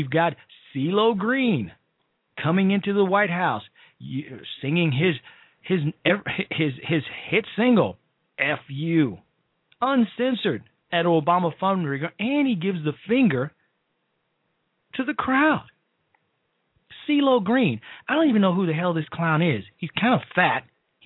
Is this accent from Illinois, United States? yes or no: yes; Chicago, Illinois, United States; Chicago, my hometown